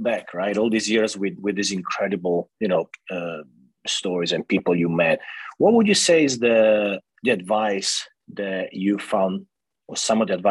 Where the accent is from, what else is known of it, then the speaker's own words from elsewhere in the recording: Florence, Tuscany, Italy; that's where I grew up in Piazza Santa Croce